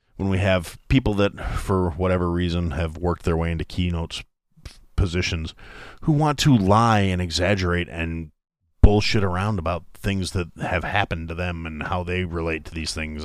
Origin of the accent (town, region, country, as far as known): United States